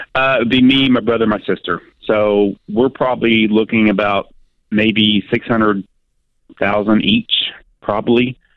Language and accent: English; near Nashville, Tennessee, United States; that's close to my hometown